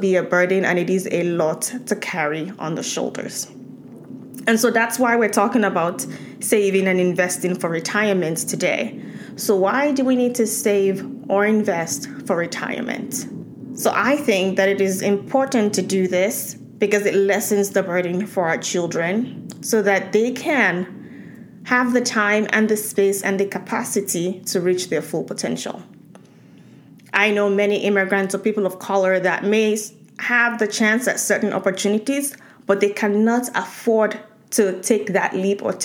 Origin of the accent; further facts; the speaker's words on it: Nigeria; moved away; So growing up in Nigeria